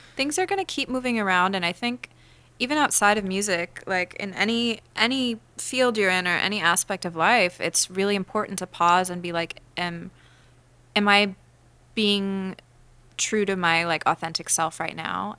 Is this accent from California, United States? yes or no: yes; Los Angeles, California, United States; I grew up in L